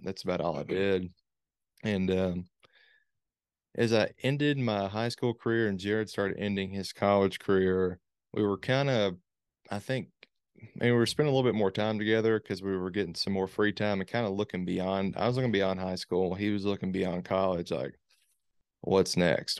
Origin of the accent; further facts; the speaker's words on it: Morehead, Kentucky, United States; grew up here, born here, raised here